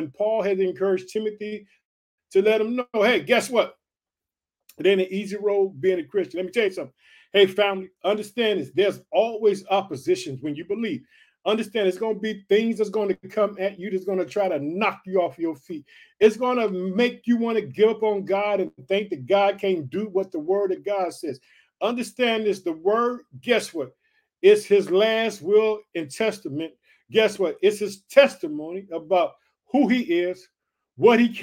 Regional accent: Illinois, United States; the state of Illinois, which is my home state. Guess what? I reside in the state of Illinois

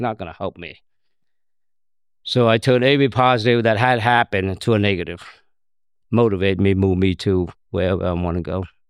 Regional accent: Cambodia; born or raised there; English is a second language; also born or lived in Thailand; now in United States

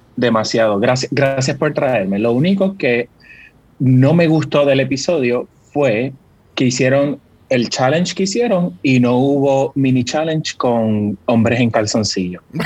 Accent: Puerto Rico; yo soy bien boricua

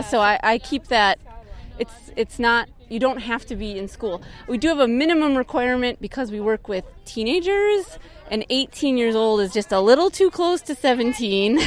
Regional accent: Milwaukee, Wisconsin, United States; I'm from Milwaukee, Wisconsin originally, so I have a strong connection to the Great Lakes

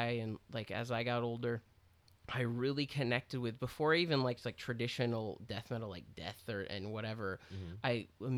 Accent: Austin, Texas, United States; I was a kid who got into punk. I was from Austin.

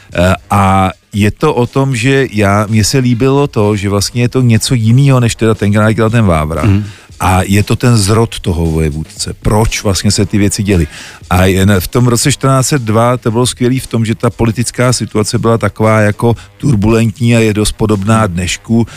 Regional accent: Czechia; jsem Čech

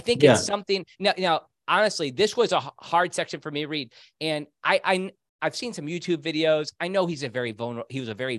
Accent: Rushville, Indiana, United States; born there; also born or lived in Bloomington; I lived three places in Indiana. I was born in Rushville, Indiana, not far from Richmond. And I lived in Bloomington and then in Indianapolis.

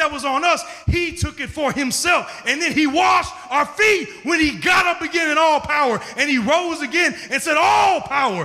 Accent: St. Louis, Missouri, United States; I'm from St. Louis, Missouri, but I grew up in the community that I'm living in and doing ministry in.

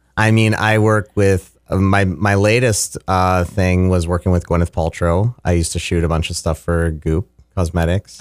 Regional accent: Fargo Moorhead area, Saint Paul area, Minnesota, United States; moved away as an adult; also born or lived in Los Angeles; now in Mankato, United States; when I was about twelve, my family moved to the, uh, Minneapolis, Saint Paul area. And so I lived in a suburb of Saint Paul until I was about eighteen

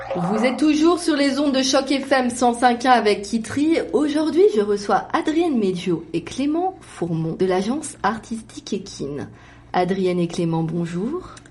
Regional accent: France; moved away; j'ai grandi par exemple en France

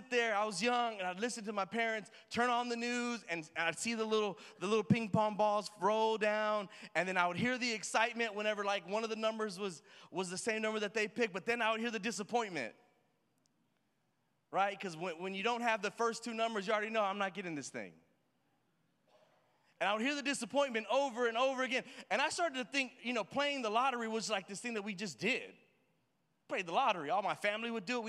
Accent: Houston, Texas, United States; I'm from the hood. I'm from the ghetto. I'm Mexican

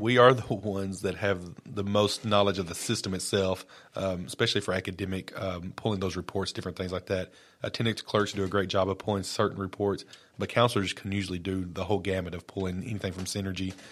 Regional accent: Lawrence County, Tennessee, United States; moved away as an adult; also born or lived in Brooklyn, New York / Maury County, Tennessee; I've been born and raised in Lawrence County

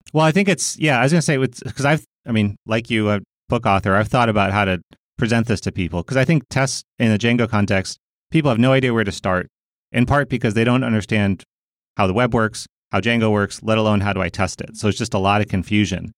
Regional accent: United States; I'm a American

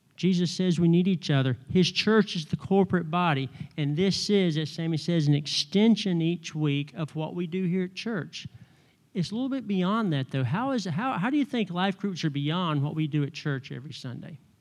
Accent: North Carolina, United States; moved away as an adult; I've been here thirty years and I'm still from North Carolina

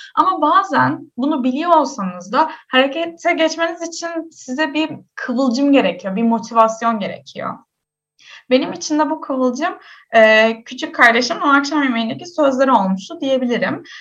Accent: Istanbul, Turkey; Ben doğma büyüme İstanbulluyum

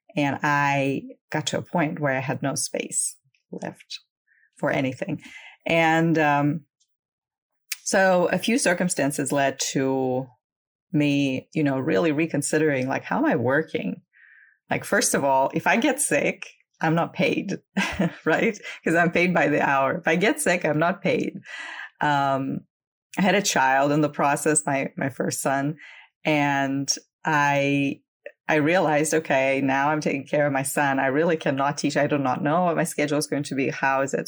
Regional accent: Crimea, Ukraine; I am originally from Ukraine. Um, I was born and grew up there.

